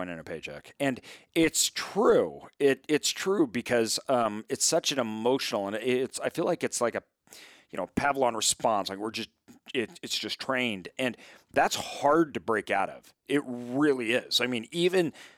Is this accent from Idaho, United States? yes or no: yes; Idaho, United States; I'm from Idaho.